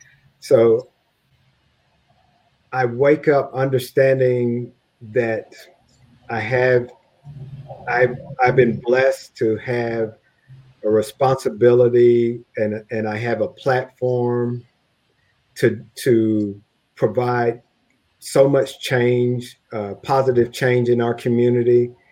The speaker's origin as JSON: {"language": "English", "region": "Texas", "country": "United States", "tie": "born or raised there", "said": "As I look back as a shy kid growing up in East Texas, I never imagined I would have the opportunity to do all of the neat things that I've done thus far"}